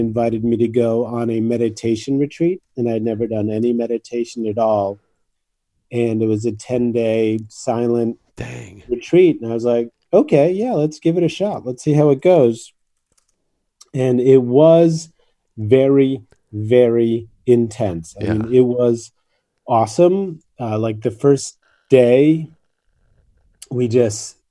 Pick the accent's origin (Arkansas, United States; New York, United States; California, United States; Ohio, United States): New York, United States; moved away; also born or lived in Japan; I grew up in New York in the 60s